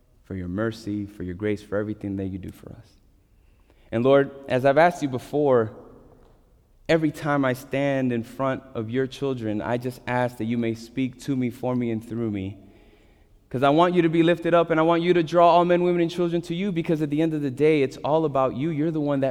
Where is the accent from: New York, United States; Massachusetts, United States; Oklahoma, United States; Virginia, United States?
New York, United States; as a New Yorker